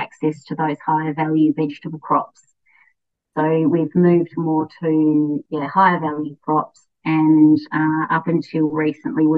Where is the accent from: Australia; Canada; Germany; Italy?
Australia; Launceston, Tasmania; I grew up in Launceston, which is a town of around 100,000 people at the mouth of the Tama River